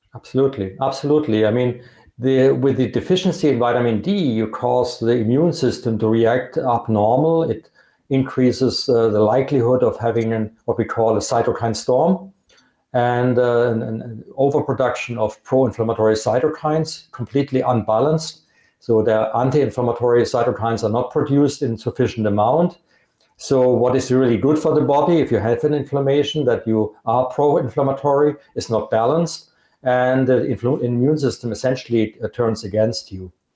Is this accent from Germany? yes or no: yes; Germany; accent: Germanic; English is a second language; I'm from Germany